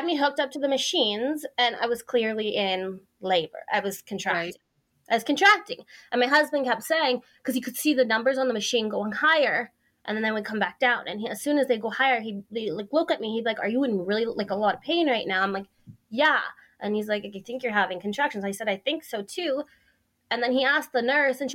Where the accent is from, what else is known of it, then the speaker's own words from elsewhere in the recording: Airdrie, Alberta, Canada; I'm from Airdrie, Alberta.